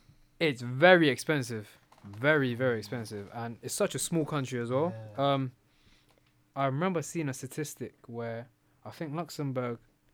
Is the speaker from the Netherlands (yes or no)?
no; China; I'm from China